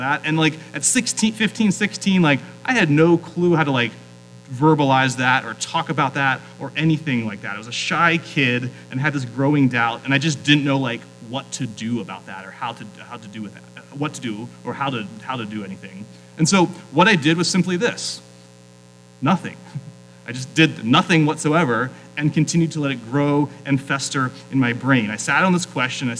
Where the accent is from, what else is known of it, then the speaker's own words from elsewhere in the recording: South Central Pennsylvania, United States; moved away as an adult; also born or lived in New England; now in Phoenix, United States; I grew up in South Central Pennsylvania.